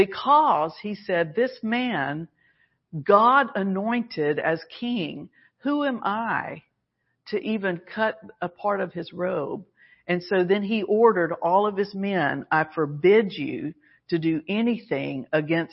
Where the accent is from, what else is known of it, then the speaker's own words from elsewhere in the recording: Alabama, United States; we were Southerners. We're from Alabama. So, you know, part of that training and upbringing is you say yes, ma'am